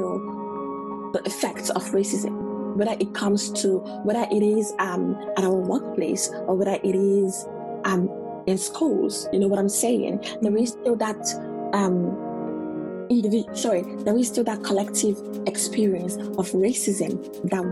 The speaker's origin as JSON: {"language": "English", "country": "Nigeria", "moved": "yes", "lives_now": "Canada", "said": "Until I came to Canada, because I'm from Nigeria"}